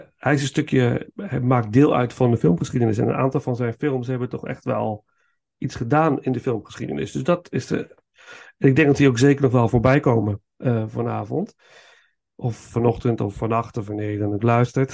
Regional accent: Netherlands; als Hollander

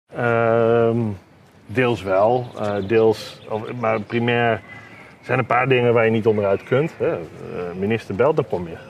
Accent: Netherlands; als Nederlanders

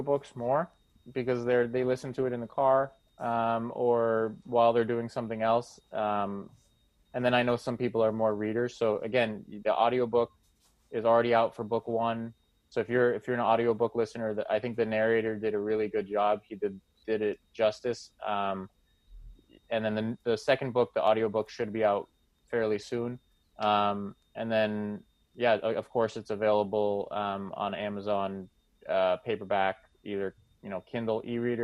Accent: Boston, Massachusetts, United States; I'm from Boston and this is a big sports city

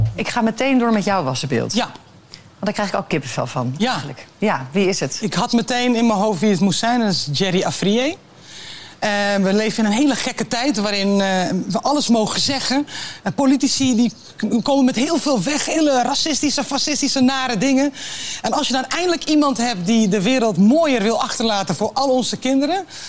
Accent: Netherlands; zijn wij Nederlanders

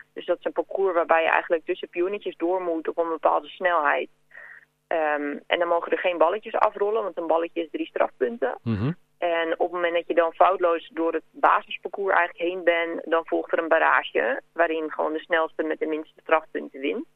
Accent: Kudelstaart, North Holland, Netherlands; moved away as an adult; now in Mill, Netherlands; uit Kudelstaart

